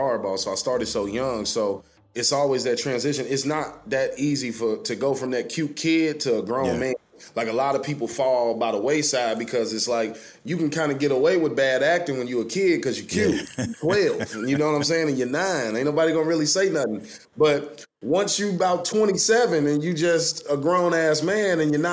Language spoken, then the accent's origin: English; Chicago, Illinois, United States; being from Chicago, because I'm actually from Chicago